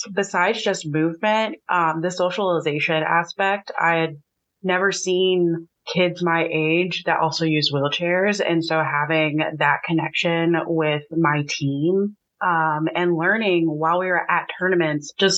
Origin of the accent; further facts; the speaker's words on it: St. Louis, Missouri, United States; I'm from the St. Louis area.